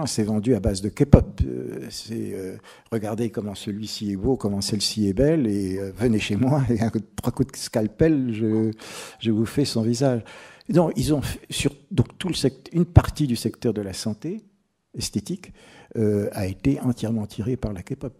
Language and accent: French; France; moi, je suis français